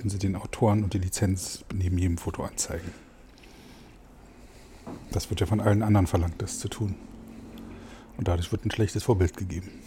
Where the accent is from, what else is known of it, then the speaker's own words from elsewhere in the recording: Frankfurt, Brandenburg, Germany; in meine Heimatstadt Frankfurt-Oder in das Naturschutzgebiet Oberes Klingetal zu fahren